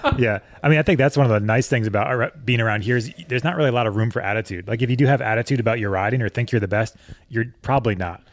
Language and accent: English; Connecticut, United States; moved away as an adult; also born or lived in Colorado; I grew up on the East Coast, so in Connecticut